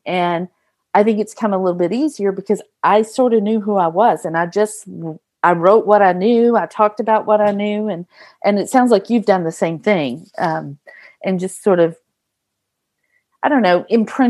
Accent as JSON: {"language": "English", "region": "Texas", "country": "United States", "tie": "born or raised there", "said": "I grew up in Texas"}